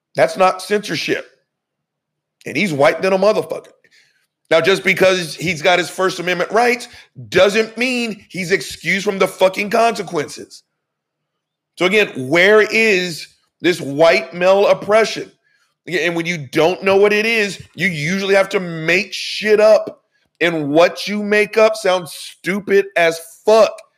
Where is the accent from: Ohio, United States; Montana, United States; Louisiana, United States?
Louisiana, United States; we're all from Louisiana